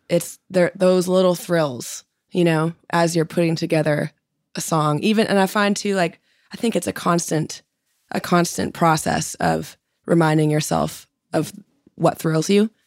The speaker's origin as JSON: {"language": "English", "town": "Vancouver", "region": "British Columbia", "country": "Canada", "tie": "born or raised there", "moved": "as an adult", "lives_now": "Nashville, United States", "said": "I was born in Vancouver, and then every summer we'd take the boat for about two months and go up north"}